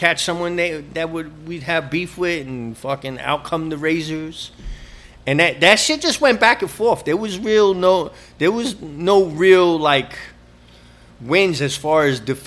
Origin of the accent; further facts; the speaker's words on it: New York, United States; growing up on the Upper West Side, I spent a lot of time in 72nd Street and Broadway